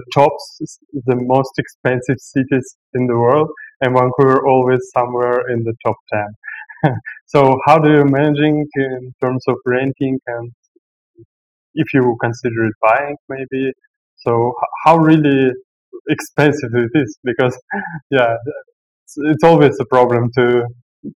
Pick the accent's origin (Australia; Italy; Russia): Russia; moved away as an adult; now in Bali, Indonesia; I grew up in Russia